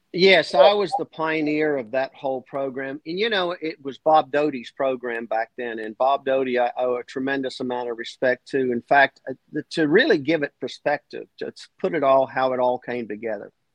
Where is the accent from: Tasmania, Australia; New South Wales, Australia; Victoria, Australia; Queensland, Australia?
Queensland, Australia; Clermont; moved away; my hometown rodeo in Clermont